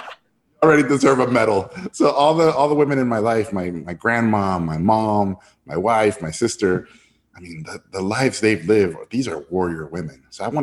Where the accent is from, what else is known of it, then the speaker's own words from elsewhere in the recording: Tijuana, Baja California, Mexico; also born or lived in Mexico City; So, you know, I'm originally from Mexico City, and I moved to Tijuana when I was a little kid. And one of the things that happens to I think to a lot of Mexicans is that the further you get away from the center, the more you romanticize it.